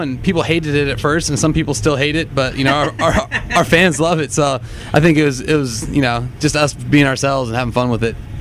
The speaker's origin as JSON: {"language": "English", "area": "Orange County", "region": "California", "country": "United States", "said": "we come from Orange County and kind of came up in the hardcore scene"}